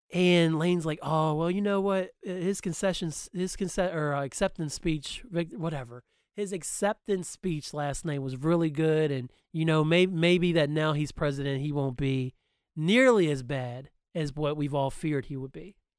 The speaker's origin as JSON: {"language": "English", "area": "Hampshire County", "region": "West Virginia", "country": "United States", "tie": "born or raised there", "said": "I grew up in Hampshire County, West Virginia, a mostly white county."}